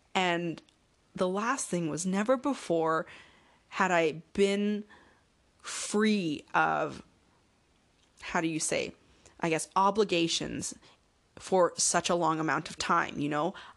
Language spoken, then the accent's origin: English; Canada; I'm Canadian